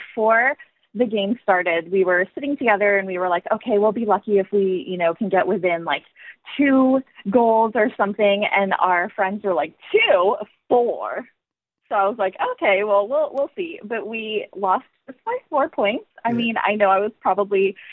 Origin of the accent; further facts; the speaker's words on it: United States; I'm American.